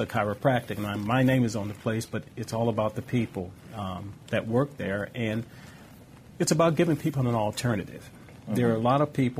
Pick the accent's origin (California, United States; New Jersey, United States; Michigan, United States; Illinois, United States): California, United States; Los Angeles; growing up in South Central Los Angeles